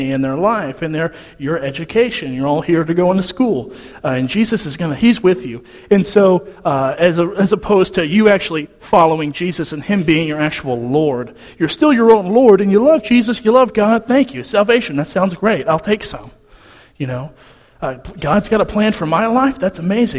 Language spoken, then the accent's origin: English; Nacogdoches, Texas, United States; So I'm from Nacogdoches. I'm a Nac rat